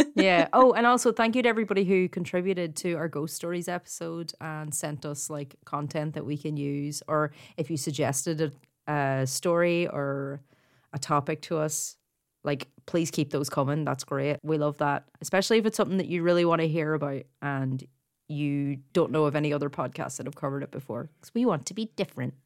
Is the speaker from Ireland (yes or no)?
yes; Ireland; accent: Irish; In case you didn't pick up by my accent, I'm actually Irish Catholic, brought up that way